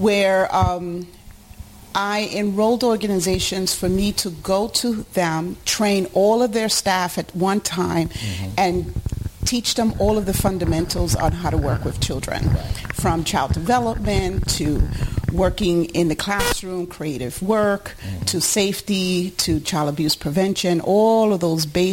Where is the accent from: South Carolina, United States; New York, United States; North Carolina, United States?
New York, United States; New York City; also born or lived in Puerto Rico; I was born in Puerto Rico, but I was raised in Harlem, New York